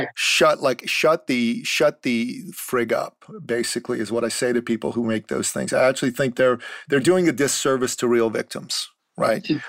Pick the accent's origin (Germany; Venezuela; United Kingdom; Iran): Iran; moved away; I'm a Christian from the Middle East. I'm from Iran. After the mm. Islamic Revolution, my family decided it would be better for us to live in the West